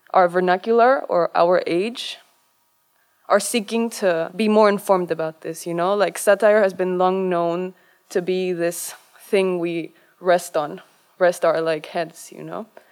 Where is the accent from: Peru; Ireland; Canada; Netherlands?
Peru; moved away; I'm from Peru, from Latin America